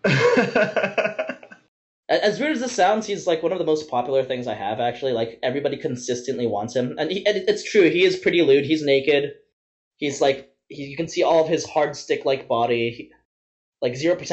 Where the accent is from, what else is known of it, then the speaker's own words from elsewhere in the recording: Vancouver, British Columbia, Canada; I'm from Vancouver